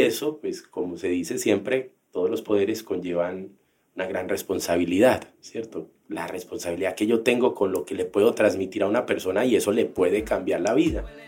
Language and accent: Spanish; Colombia; como colombianos